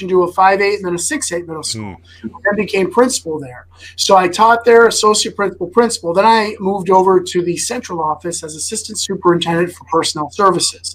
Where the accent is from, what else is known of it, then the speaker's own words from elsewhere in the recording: Des Plaines, Illinois, United States; I grew up in Des Plaines, Illinois